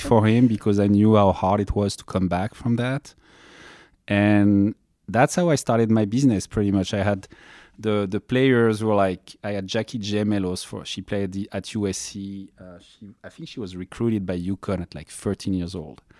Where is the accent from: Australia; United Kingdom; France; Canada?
France; moved away as an adult; now in Los Angeles, United States; I'm coming from France. I came, uh, to United States in ninety-nine.